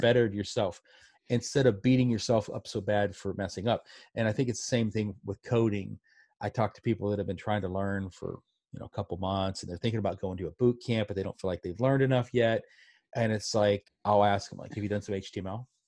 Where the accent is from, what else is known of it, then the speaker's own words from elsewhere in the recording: Pittsburgh, Pennsylvania, United States; I grew up in Pittsburgh, and my dad worked in a steel mill